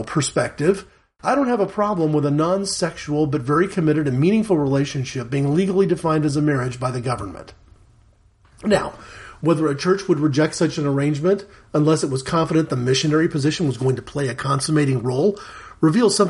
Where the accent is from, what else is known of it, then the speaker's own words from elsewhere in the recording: United States; I'm an American